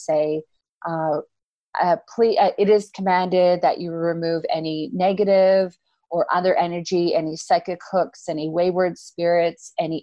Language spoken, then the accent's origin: English; Canada; Canadians, we say awesome because lots of things are awesome.